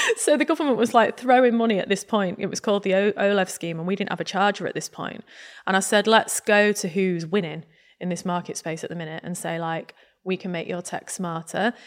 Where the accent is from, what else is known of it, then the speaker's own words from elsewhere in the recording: Grimsby, Yorkshire and the Humber, United Kingdom; growing up in Grimsby